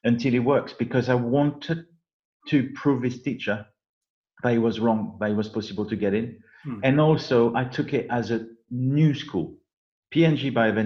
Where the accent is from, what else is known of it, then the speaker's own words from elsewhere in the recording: south of France, France; accent: French; English is a second language; moved away as an adult; I'm a kid from south of France who spent 20 years there